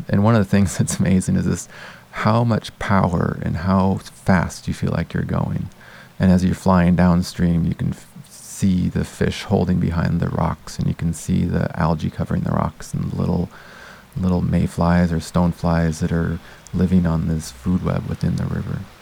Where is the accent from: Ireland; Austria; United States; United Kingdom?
United States; moved away as an adult; now in Canada; Growing up in the United States